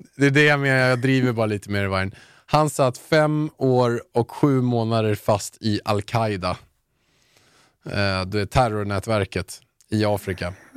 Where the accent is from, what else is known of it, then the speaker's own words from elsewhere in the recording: Haninge, Stockholm County, Sweden; mitt smeknamn i Haninge